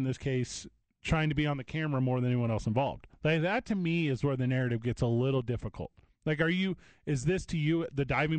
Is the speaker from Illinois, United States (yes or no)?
yes; East St. Louis, Illinois, United States; My hometown is East St. Louis, Illinois.